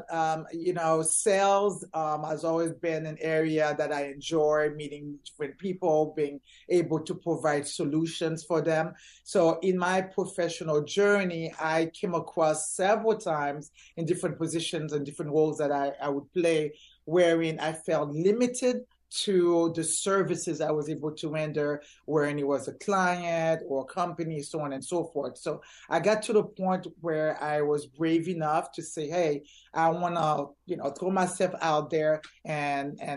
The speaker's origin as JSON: {"language": "English", "town": "Orlando", "region": "Florida", "country": "United States", "tie": "born or raised there", "said": "from there, I grew up in Orlando, went to school here, wrapped up uh, middle school, did my whole entire high school here."}